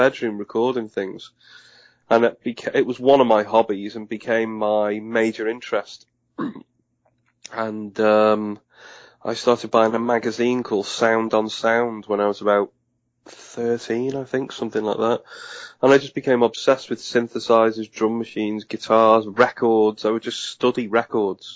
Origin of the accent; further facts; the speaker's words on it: Liverpool, North West England, United Kingdom; I was from Liverpool. I was born in Liverpool